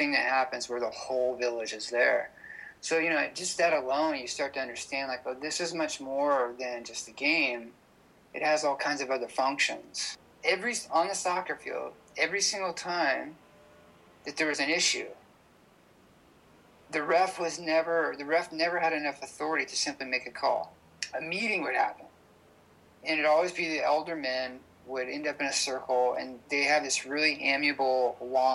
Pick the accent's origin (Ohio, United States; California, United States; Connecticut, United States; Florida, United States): California, United States; San Diego; I'm a filmmaker from San Diego, California